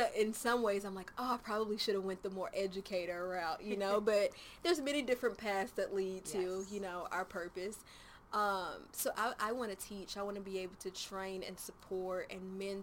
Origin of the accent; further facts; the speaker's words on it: Nashville, Tennessee, United States; also born or lived in Murfreesboro / Smyrna; I was born and raised in Nashville. I was born at Baptist Hospital.